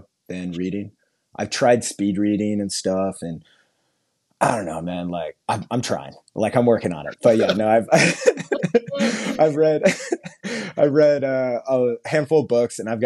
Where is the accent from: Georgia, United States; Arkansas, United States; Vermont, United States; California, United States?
California, United States; Garden Grove; moved away as an adult; also born or lived in Long Beach, California / Anaheim, California / New York; I was born in Long Beach and then I went grew up basically in Garden Grove